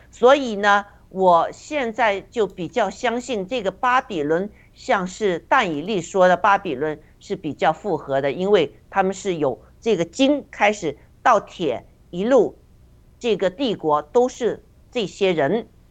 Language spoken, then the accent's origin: Chinese; China; 我们中国人